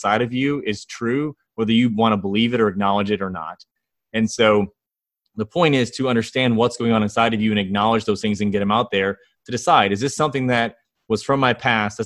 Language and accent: English; Northwest Ohio, United States; moved away; I grew up in Northwest Ohio, fished on lakes and rivers